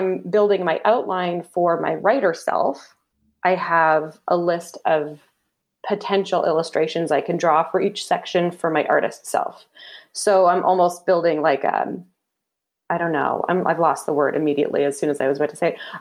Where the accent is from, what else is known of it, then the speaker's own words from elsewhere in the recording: Canada; Canadian. I'm a Canadian